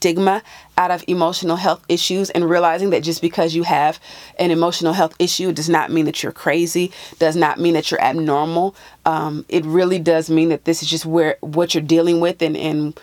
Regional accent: California, United States; moved away; my home state of California

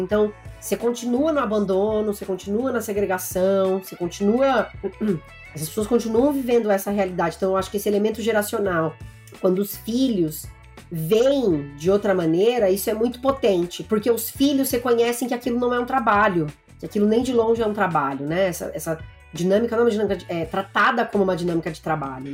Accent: interior of São Paulo, Brazil; eu sou de uma cidade do interior de São Paulo

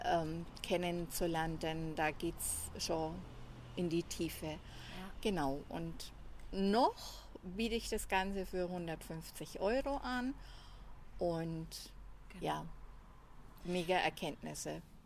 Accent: Franconia, Nuremberg area, Bavaria, Germany; accent: Franconian; wie man anhand der Sprache hört, komme ich aus Franken, aus dem Nürnberger Raum

